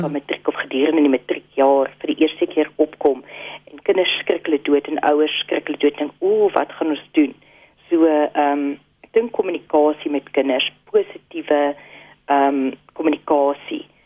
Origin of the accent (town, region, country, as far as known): South Africa